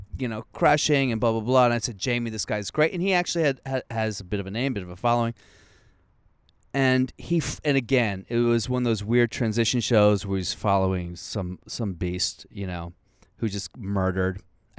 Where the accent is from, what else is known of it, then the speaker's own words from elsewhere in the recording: Moldova; I'm from the first joke is I'm from Moldova.